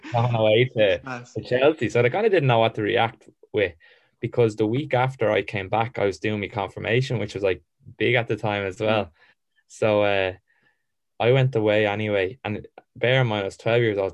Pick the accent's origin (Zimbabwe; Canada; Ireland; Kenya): Ireland; also born or lived in England; I loved being Irish